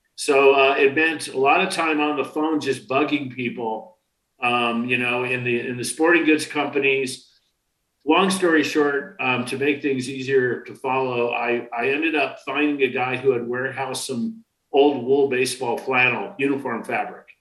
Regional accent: New York City, New York, United States; was born in Brooklyn the first year there was no Brooklyn Dodger baseball

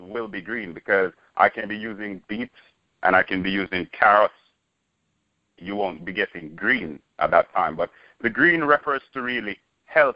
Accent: Jamaica; moved away; I'm originally from Jamaica. Born, bred, and raised

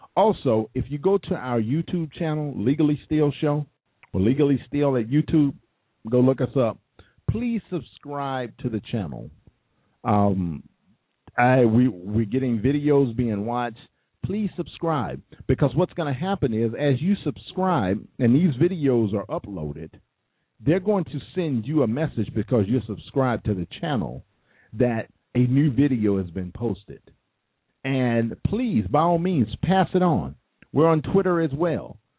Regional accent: United States; I was born I I was born in America. I was born and bred.

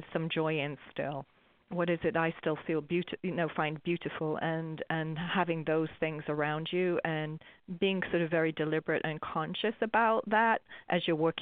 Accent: England, United Kingdom; I'm English

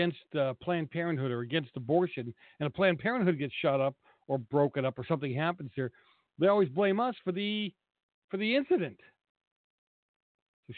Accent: Boston, Massachusetts, United States; moved away as an adult; now in California, United States; I grew up in Boston.

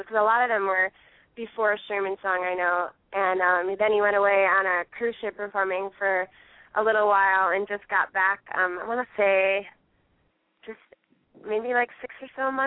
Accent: New York, United States; I grew up in New York State

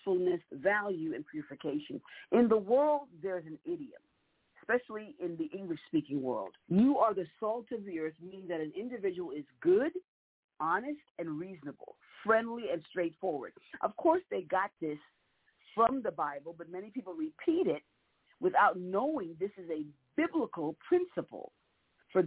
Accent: New York City, New York, United States; I was a little girl growing up in New York, and in New York City specifically

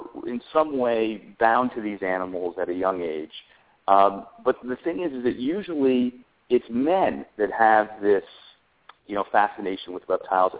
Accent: New York City, New York, United States; moved away as an adult; now in Florida, United States; I grew up in New York City, and I had a tiny apartment

